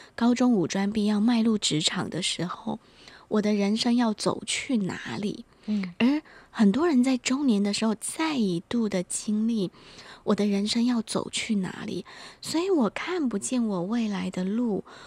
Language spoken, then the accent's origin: Chinese; Taiwan; 我们台湾人或者是关于华人世界里面更深层的东西